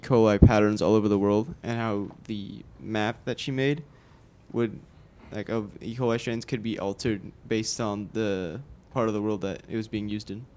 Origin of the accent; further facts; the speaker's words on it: Austin, Texas, United States; Born and raised in Austin, Texas